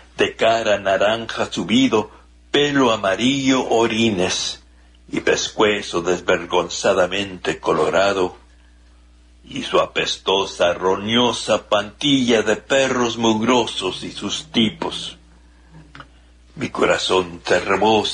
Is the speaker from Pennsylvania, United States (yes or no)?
no; El Paso, Texas, United States; also born or lived in Ciudad Juárez, Mexico; I was born and raised right on the Mexican-U.S. border in the Paso Juarez area.